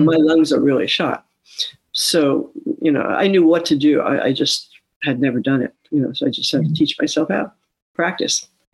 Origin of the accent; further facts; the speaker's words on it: New York City, New York, United States; moved away; also born or lived in West Sacramento; I grew up in New York City